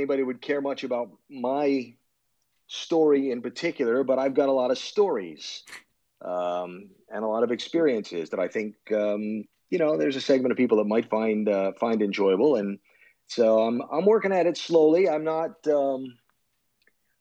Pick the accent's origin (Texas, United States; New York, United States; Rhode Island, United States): Rhode Island, United States; Providence; Growing up, Providence, Rhode Island. I grew up in Rhode Island